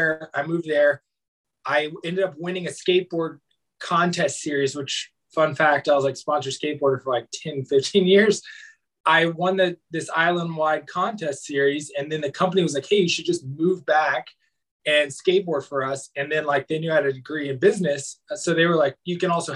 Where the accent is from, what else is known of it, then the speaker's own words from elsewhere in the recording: Knoxville, Tennessee, United States; moved away; also born or lived in Hawaii; I was born and raised in Knoxville, Tennessee, and had a very big family